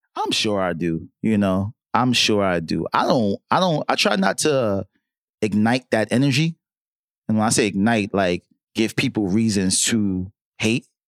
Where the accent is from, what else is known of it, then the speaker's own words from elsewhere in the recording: New York City, New York, United States; I'm from Harlem, right? So being from Harlem